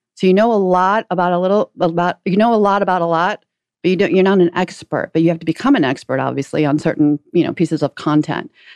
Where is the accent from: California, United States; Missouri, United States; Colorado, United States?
Missouri, United States; St. Louis; out of Saint Louis, which is my hometown